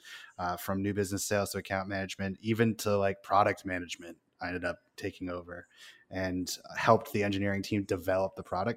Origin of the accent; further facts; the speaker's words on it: Portsmouth, New Hampshire, United States; moved away as an adult; I was born and raised in Portsmouth, New Hampshire, like 35 minutes away from the greater Boston area.